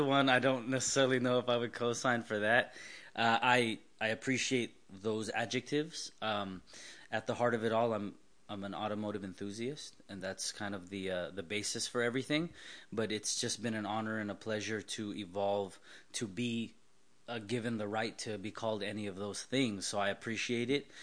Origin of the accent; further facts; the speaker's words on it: Southern California, United States; born and raised in Southern California